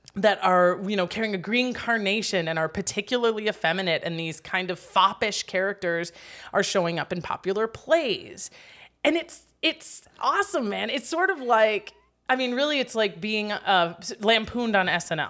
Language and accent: English; Wisconsin, United States; accent: Wisconsin; moved away; I'm from Wisconsin